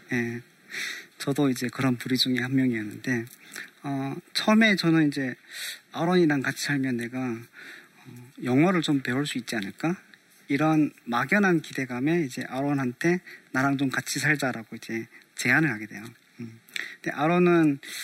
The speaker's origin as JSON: {"language": "Korean", "country": "North Korea", "moved": "yes", "lives_now": "South Korea", "said": "북조선에서 왔다는"}